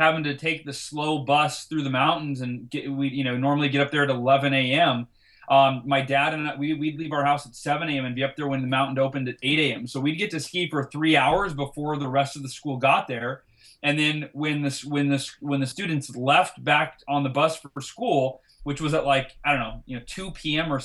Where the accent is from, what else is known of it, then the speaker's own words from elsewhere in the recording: Oakhurst, California, United States; I grew up in Oakhurst, California, which is about 45 minutes north